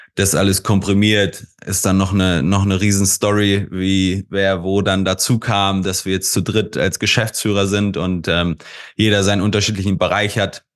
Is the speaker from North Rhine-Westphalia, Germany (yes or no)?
no; Hanover, Lower Saxony, Germany; Ich bin gebürtig aus Hannover